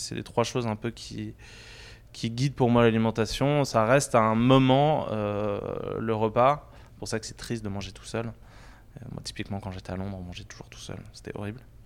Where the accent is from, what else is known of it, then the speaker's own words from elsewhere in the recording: Paris, Île-de-France, France; also born or lived in Saint-Maurice / Normandy (near Alençon); Alors moi j'ai grandi à Paris et puis en proche banlieue à Saint-Maurice. Euh, et j'ai aussi passé une bonne partie de mon enfance en Normandie, près d'Alençon